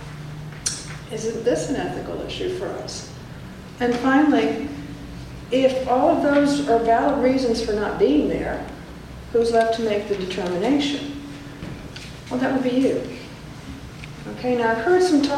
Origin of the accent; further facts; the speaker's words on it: Southern Arizona, United States; I'm from Southern Arizona